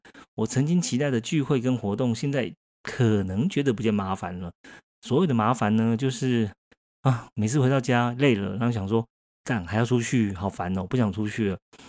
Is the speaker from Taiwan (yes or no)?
yes; Taiwan; 因为目前我还我是台湾人嘛，所以说我怎么跑 party 最多的还是在台湾。